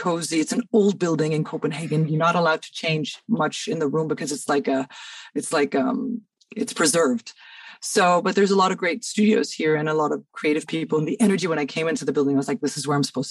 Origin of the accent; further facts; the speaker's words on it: Cairo, Cairo Governorate, Egypt; moved away as an adult; now in Denmark; I grew up in Cairo, but I moved here.